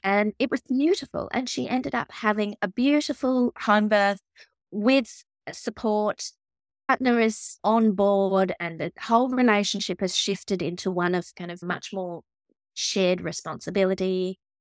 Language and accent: English; Australia; I'm Australian.